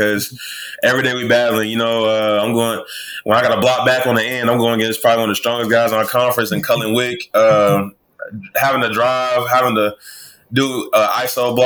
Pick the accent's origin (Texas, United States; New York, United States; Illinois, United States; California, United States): Illinois, United States; Chicago; moved away; I'm originally from Chicago